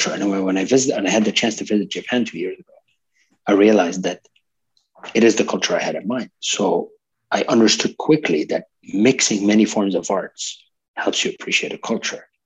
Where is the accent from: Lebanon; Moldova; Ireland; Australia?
Lebanon; also born or lived in Canada; I'm a multicultural person myself. I'm Lebanese Canadian. I lived in, in multiple countries